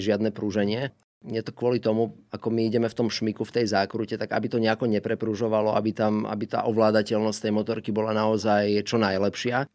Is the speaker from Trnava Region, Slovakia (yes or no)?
no; Žarnovica, Banská Bystrica Region, Slovakia; Pochádzam z mesta e, Žarnovica, čiže e, pochádzam zo stredného Slovenska